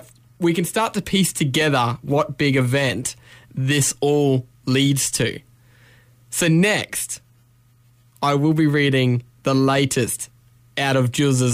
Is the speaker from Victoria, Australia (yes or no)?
no; Brisbane, Queensland, Australia; I'm from Brisbane.